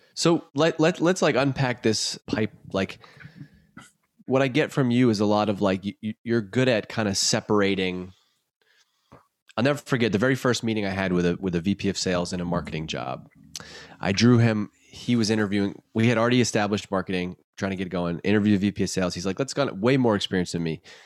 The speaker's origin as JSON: {"language": "English", "town": "Worcester", "region": "Massachusetts", "country": "United States", "tie": "born or raised there", "said": "I'm born and raised in Worcester, grew up in Worcester"}